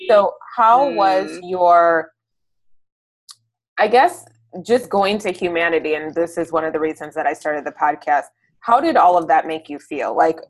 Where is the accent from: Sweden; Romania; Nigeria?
Nigeria; And so we're very Nigerian in many ways, right?